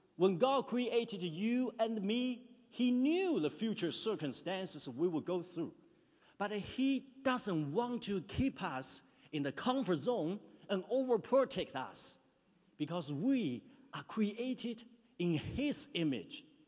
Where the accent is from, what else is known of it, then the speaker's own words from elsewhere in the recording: China; moved away as an adult; now in New Zealand; In my hometown back in China, it can be 40 degrees in summer. When I was in my high school in the mid 90s